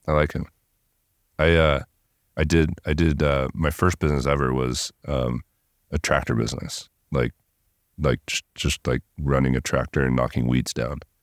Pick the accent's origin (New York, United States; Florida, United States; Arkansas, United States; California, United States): California, United States; Southern; I grew up in Southern California